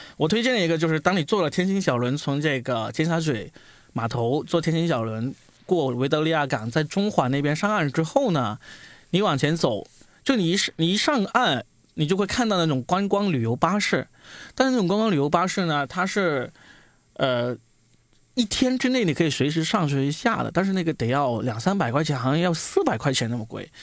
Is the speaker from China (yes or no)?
yes; Guangdong, China; 我广东人嘛